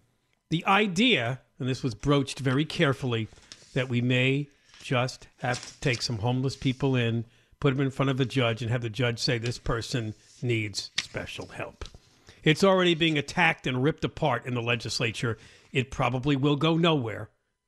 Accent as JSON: {"language": "English", "region": "California", "country": "United States", "said": "I am one Californian ready to take a stand and work towards solutions that are doable and prioritize harmony of life for everybody in the state."}